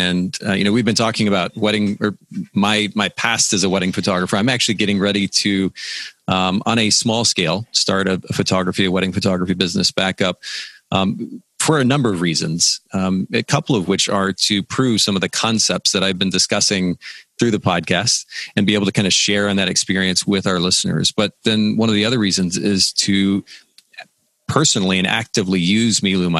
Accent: Japan; now in Chattanooga, United States; I grew up in Japan

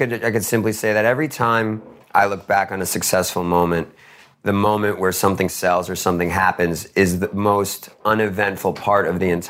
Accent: Queens, New York, United States; I put 50K into a basketball foundation in the town I grew up in Queens.

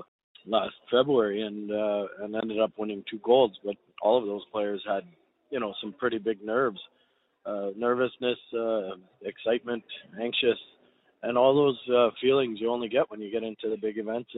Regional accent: Canada; I'm Canadian.

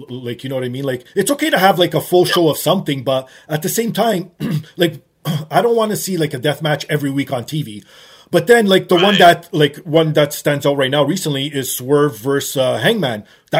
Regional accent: Canada; me, as being a Canadian

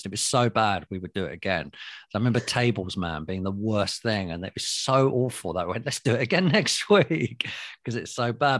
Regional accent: London, United Kingdom; London, we all speak like this

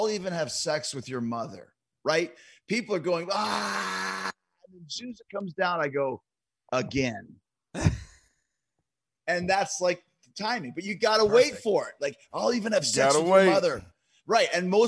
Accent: Winnipeg, Manitoba, Canada; And Kenny and I obviously were both from Winnipeg

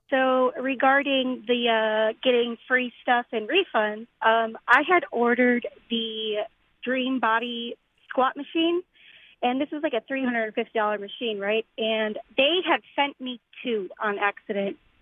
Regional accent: Chicago, Illinois, United States; I'm from Chicago

